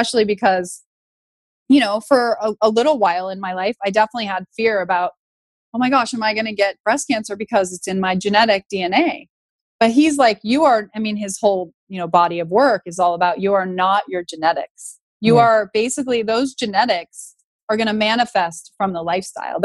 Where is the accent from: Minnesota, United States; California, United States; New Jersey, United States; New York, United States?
California, United States; Northern; I grew up in Northern California